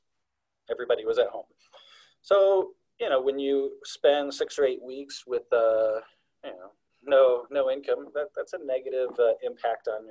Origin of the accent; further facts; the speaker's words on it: Chicago, Illinois, United States; moved away; I grew up in the Chicagoland area